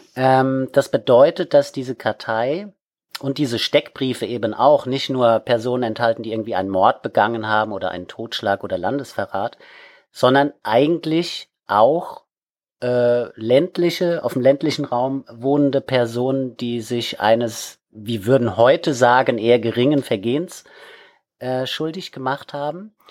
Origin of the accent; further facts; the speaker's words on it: Wiesbaden, Hesse, Germany; now in Kiel, Germany; komme ursprünglich aus Wiesbaden, bin dort geboren worden und habe dort schon als Kind im Heimatmuseum gearbeitet